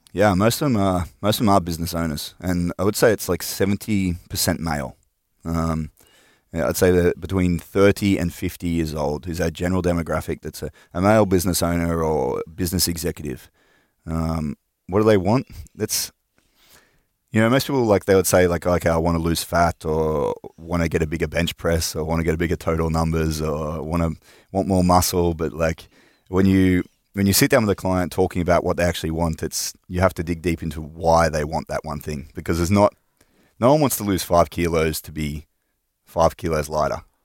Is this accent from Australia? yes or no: yes; north of Sydney, New South Wales, Australia; moved away as an adult; also born or lived in Finland; I'm from Australia. right. um, from all around Australia, so mostly from like northern parts of Sydney, um, like two hours north of Sydney.